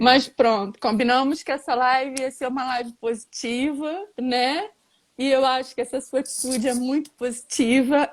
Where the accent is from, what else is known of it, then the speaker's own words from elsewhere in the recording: Rio de Janeiro, Brazil; moved away as an adult; now in Portugal; Tenho 49 anos, sou do Rio de Janeiro.